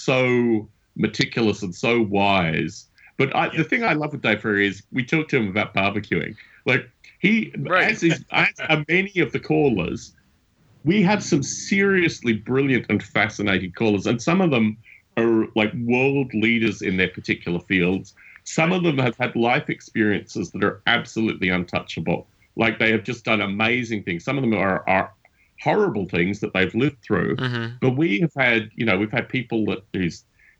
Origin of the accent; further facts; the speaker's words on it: Australia; moved away; I'm an expat Australian. I'm from Australia originally